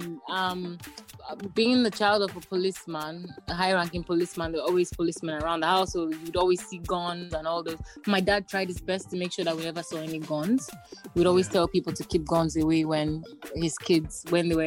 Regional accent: Nigeria; I am a Nigerian musician, Nigerian by birth

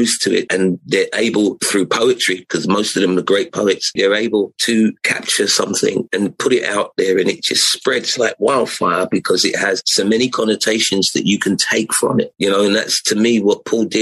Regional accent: London, United Kingdom; I was born in England and there was things that were going on in South London where I came from

